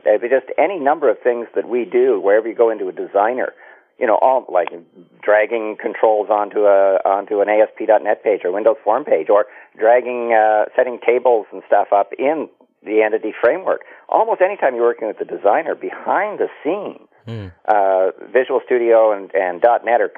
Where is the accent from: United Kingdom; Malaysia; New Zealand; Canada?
Canada; I'm a Canadian.